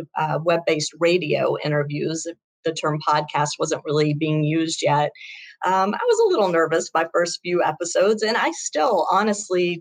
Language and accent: English; Shreveport, Louisiana, United States; we grew up together in Shreveport, Louisiana